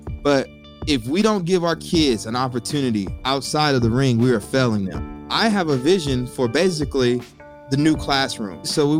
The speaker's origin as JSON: {"language": "English", "town": "College Station", "region": "Texas", "country": "United States", "said": "So I'm from College Station, and Texas A&M University is in my backyard."}